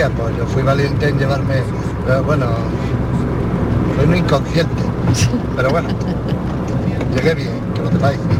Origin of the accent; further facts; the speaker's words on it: Vélez, Andalusia, Spain; Pues hola … de Vélez.